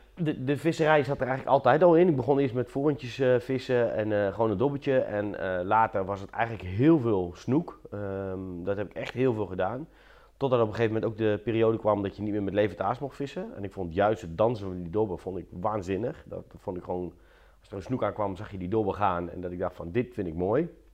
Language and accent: Dutch; Apeldoorn, Gelderland, Netherlands; In Apeldoorn. Ehm, en daar heb ik eigenlijk al eh, mijn hele leven gewoond.